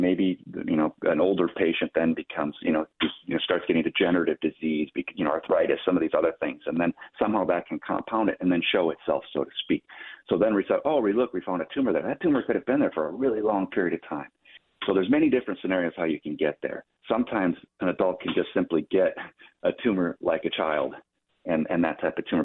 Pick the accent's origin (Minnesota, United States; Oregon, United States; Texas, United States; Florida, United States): Minnesota, United States; Minneapolis; I'm a Minnesotan, true and true. So I was born in Minneapolis. I was born and raised there.